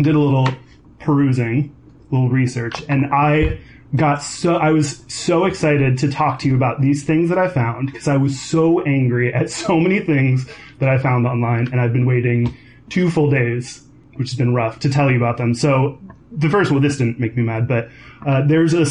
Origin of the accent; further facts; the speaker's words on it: Katy, Texas, United States; moved away as an adult; now in Seattle, United States; I'm originally from Katy, Texas, which is outside of Houston